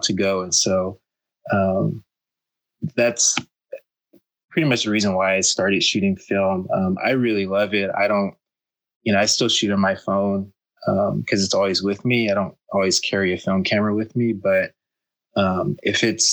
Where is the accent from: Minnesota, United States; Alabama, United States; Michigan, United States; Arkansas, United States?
Arkansas, United States; moved away as an adult; now in Bay Area, United States; I'm originally from Arkansas, which is in the southern part of the United States.